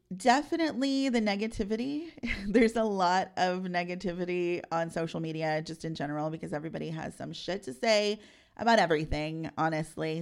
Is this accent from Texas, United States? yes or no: yes; San Antonio, Texas, United States; I'm a South Side girl